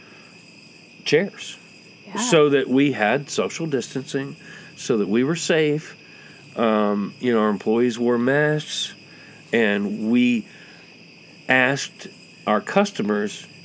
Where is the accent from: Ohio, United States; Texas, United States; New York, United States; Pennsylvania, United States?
Pennsylvania, United States; Montoursville; born or raised there; moved away